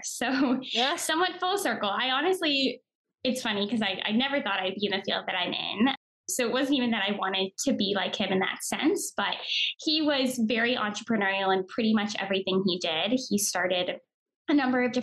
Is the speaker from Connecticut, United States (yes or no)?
yes; Connecticut, United States; moved away; also born or lived in New York; I grew up on the East Coast in Connecticut